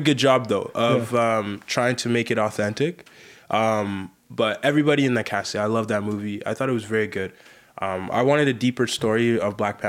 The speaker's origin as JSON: {"language": "English", "country": "Sierra Leone", "second_language": "English", "moved": "yes", "said": "I came from Sierra Leone."}